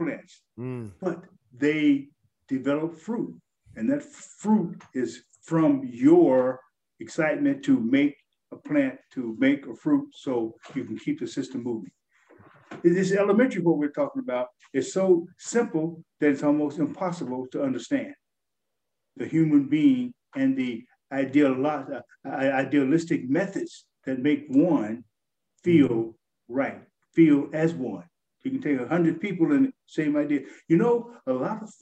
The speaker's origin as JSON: {"language": "English", "country": "United States", "said": "Being a Black American."}